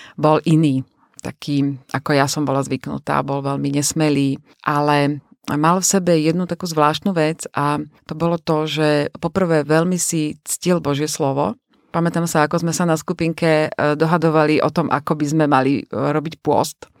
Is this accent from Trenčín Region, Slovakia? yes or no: no; Liptov, Žilina Region, Slovakia; now in Bratislava, Slovakia; pochádzame z Liptova, ja teda z Liptova, manžel z Oravy, žijeme v Bratislave